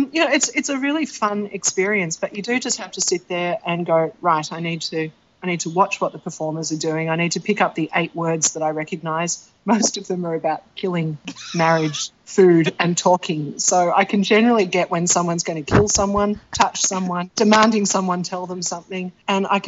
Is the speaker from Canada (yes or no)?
no; Australia; I'm Australian